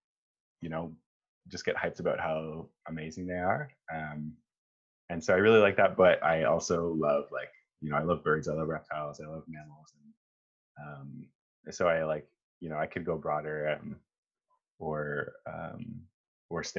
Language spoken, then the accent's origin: English; Northern Ontario, Canada; I grew up in Northern Ontario as well